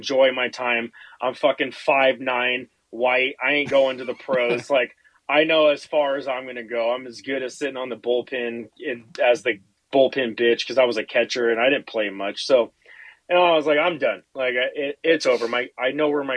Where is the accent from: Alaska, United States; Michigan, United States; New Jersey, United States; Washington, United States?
Washington, United States; Seattle; now in Spokane, United States; I grew up over in Seattle, came over to Spokane